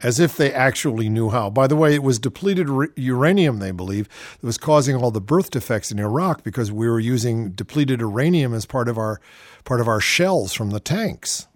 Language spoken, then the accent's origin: English; Shaker Heights, Ohio, United States; moved away as an adult; also born or lived in New Haven, Connecticut / Los Angeles, California; I grew up in Shaker Heights, Ohio